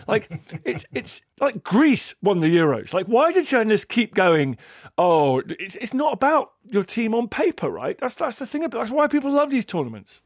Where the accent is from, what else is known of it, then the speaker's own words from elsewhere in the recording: England, United Kingdom; being English.